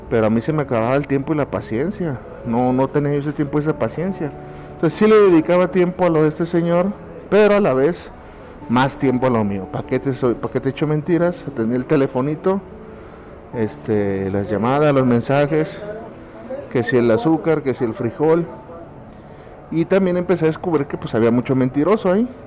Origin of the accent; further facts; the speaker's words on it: Mexico; Y yo creo que como muchos mexicanos así estaba y así estamos todos en este momento